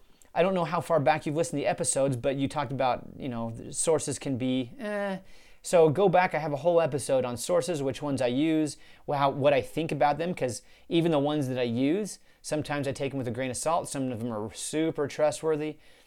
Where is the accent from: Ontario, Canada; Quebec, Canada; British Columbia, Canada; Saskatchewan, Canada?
Saskatchewan, Canada; I'm from Saskatchewan, Canada. My third great-grandfather came from Scotland.